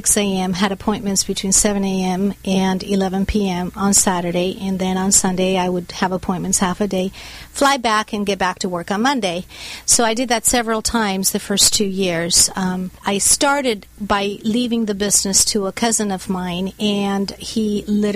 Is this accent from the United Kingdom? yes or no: no; Bogota, Colombia; now in United States; I was born and raised in Bogota, Colombia in South America.